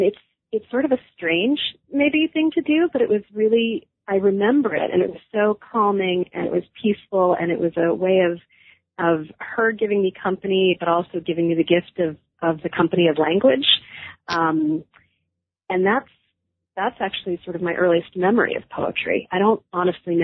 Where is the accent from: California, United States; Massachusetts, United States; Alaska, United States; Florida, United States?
Massachusetts, United States; Newton; also born or lived in Brookline, Massachusetts / New York City / Greece; now in Western Massachusetts, United States; I grew up in the Boston area, first in Brookline and then in Newton